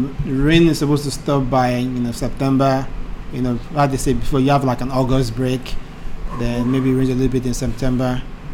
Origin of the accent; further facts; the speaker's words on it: Nigeria; I'm also a Nigerian.